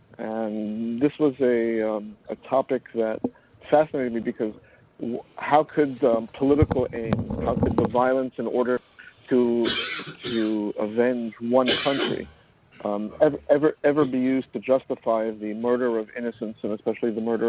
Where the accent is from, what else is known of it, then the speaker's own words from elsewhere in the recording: New York City, New York, United States; also born or lived in Middle East; I'm born and bred in New York City. My parents were escaped the Holocaust and made it to Palestine before it was Israel. And from Israel, they came here. And I spent quite a bit of years in the Middle East.